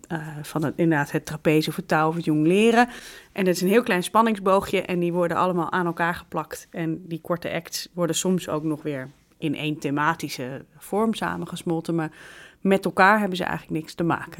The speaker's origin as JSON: {"language": "Dutch", "town": "Amsterdam", "region": "North Holland", "country": "Netherlands", "said": "Ik ben een Amsterdamse."}